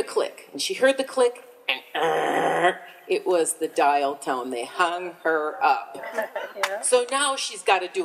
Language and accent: English; Minnesota, United States; I grew up in Minnesota